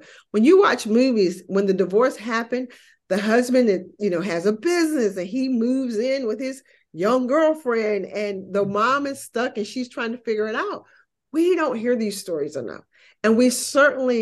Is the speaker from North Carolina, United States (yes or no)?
yes; North Carolina, United States; moved away as an adult; also born or lived in United Arab Emirates; From North Carolina, a very small town in North Carolina.